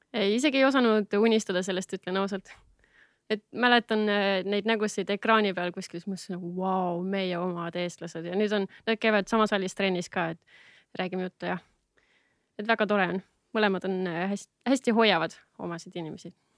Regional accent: Tallinn, Harju County, Estonia; olen üles kasvanud Lasnamäel

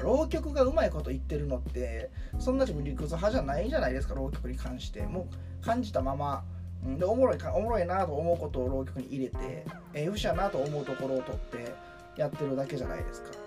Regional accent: Kansai, Japan; 自分も関西で育って

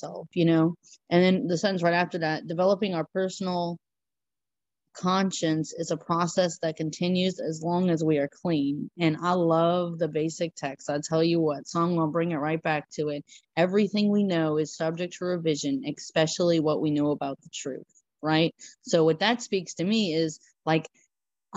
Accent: Louisiana, United States; I'm from Louisiana. It's all flat

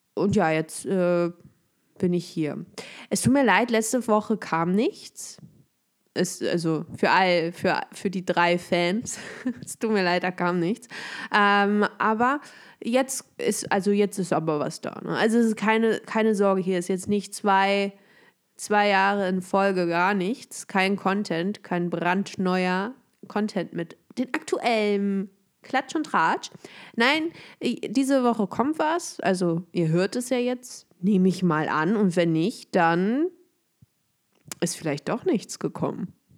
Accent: Germany; ich bin hier mit meiner Heimatstadt

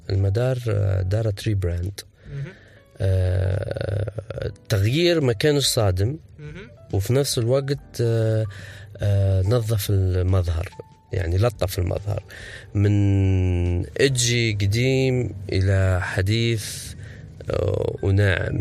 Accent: Benghazi, Libya; نحن في بنغازي

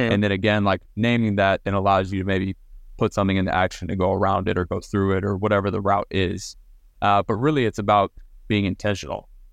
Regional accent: Southlake, Texas, United States; I grew up in South Lake, Texas, which is kind of a powerhouse Texas high school football city. Um, moved there when I was ten

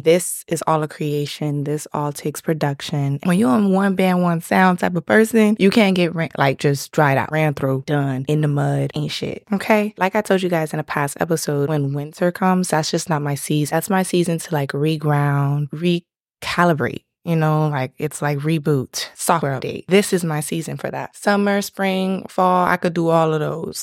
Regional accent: Miami, Florida, United States; I'm from Miami, South Florida

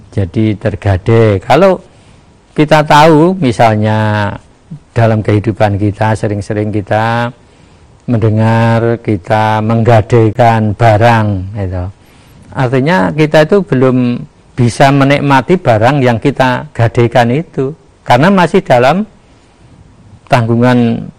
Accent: Java, Indonesia; apalagi kita sebagai orang Jawa itu sering-sering itu itu masalah

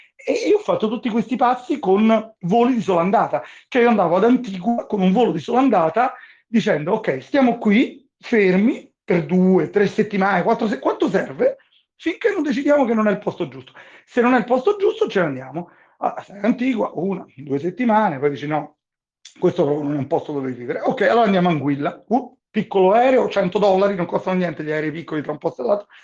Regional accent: Italy; moved away as an adult; also born or lived in Rome; now in Bahamas; come italiani che nati e cresciuti in Italia

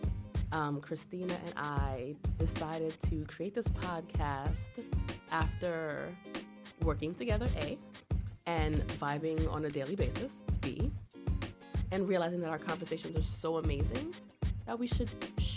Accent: New York City, New York, United States; also born or lived in Brooklyn, New York / Harlem, New York; I'm a 30-something, native New Yorker, born in Brooklyn, raised in Queens

